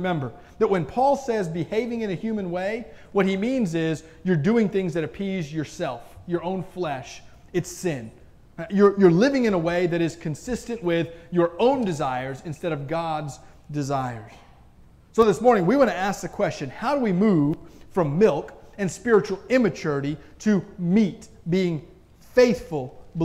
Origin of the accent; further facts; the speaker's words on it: Florida, United States; now in Robinson, Illinois, United States; We had trees when I grew up in Florida